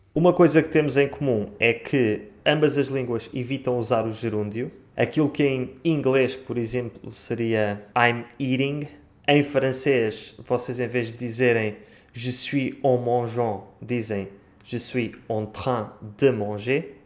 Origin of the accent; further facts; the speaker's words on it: Portugal; eu sou português, eu estou em Lisboa